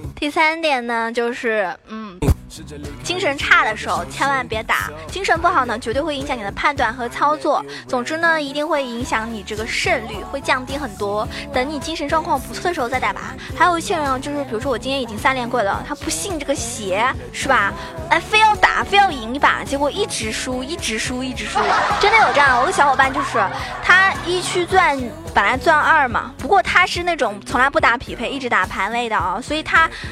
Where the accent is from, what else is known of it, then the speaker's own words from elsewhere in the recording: China; 作为一个中国人来说啊， 作为一个中国观众来说的话